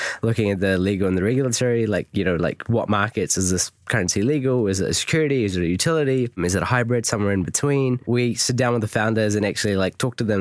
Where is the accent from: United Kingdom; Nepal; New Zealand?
New Zealand; I'm from New Zealand